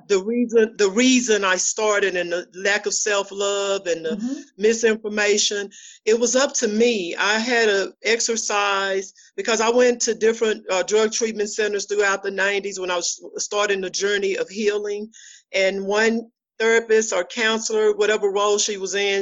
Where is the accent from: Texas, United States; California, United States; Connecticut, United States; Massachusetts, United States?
Texas, United States; Dallas; moved away as an adult; now in Fort Worth, United States; Oak Cliff. I'm from Dallas, Texas. I live in Fort Worth now